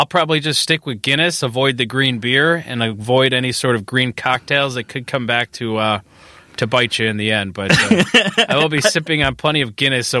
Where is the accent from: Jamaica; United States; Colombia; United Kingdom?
United States; Northwest suburbs of Chicago, Illinois; I grew up out in the Northwest Burbs